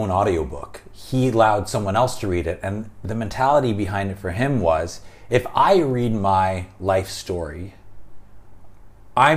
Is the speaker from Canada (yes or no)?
yes; Canada; I'm Canadian